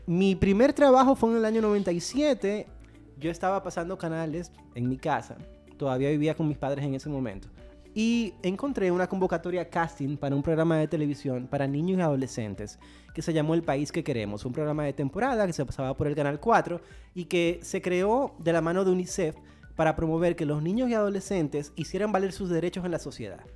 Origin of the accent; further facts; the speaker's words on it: Dominican Republic; Soy dominicano, nací aquí, he vivido toda mi vida aquí